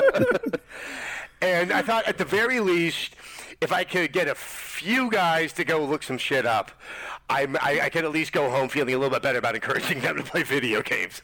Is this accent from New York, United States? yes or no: no; Berkeley, California, United States; I grew up in Berkeley